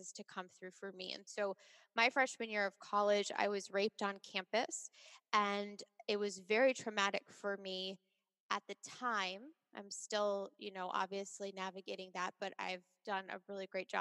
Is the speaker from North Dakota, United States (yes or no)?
no; Long Island, New York, United States; I grew up on Long Island